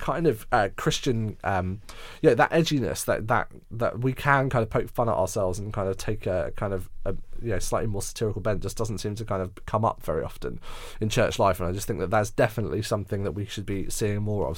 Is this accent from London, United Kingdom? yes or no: yes; Surbiton, London, United Kingdom; moved away; I was born and raised there, so I know Surbiton so very well with all of its eccentricities